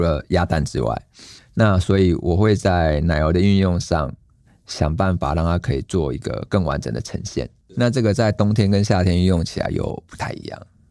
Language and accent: Chinese; Lukang, Changhua County, Taiwan; 像我们小时候在鹿港